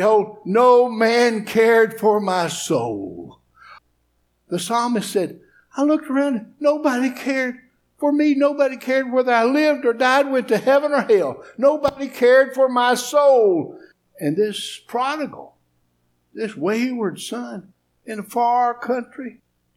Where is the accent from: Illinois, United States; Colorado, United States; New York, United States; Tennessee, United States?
Tennessee, United States; East; I'm from East Tennessee. I'm a hillbilly.